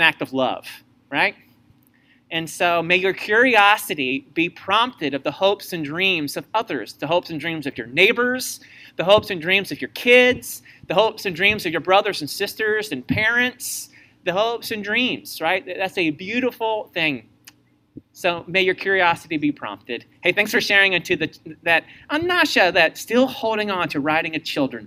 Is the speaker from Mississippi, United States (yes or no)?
no; Missouri, United States; I was from Missouri